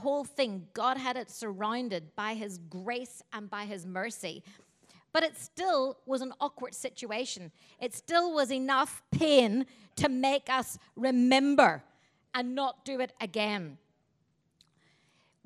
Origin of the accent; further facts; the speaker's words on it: Northern Ireland, United Kingdom; My hometown in Northern Ireland